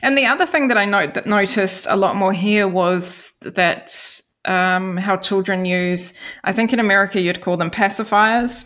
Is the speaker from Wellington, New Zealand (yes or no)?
yes; Wellington, New Zealand; accent: New Zealand; moved away as an adult; now in Denmark; in Wellington in my hometown